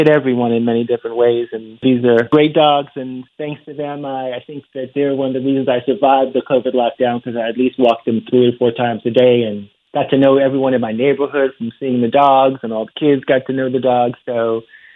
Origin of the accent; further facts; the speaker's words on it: Chicago, Illinois, United States; I'm from Chicago